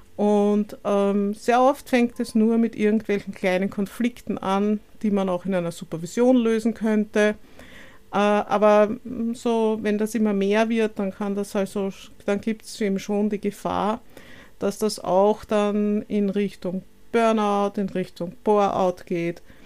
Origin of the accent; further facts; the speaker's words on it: Vienna, Austria; lebe in Wien, bin auch gebürtige Wienerin